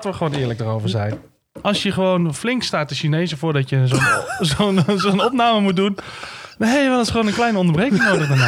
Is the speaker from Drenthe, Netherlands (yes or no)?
no; Maastricht, Limburg, Netherlands; ja, ik ben er geboren. Schunste zat van Nederland. En getogen. En getogen, ja.